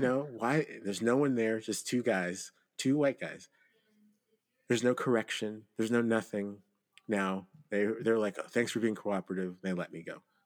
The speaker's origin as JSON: {"language": "English", "country": "Nigeria", "said": "I'm not a descendant of slaves. And so I, I am Nigerian."}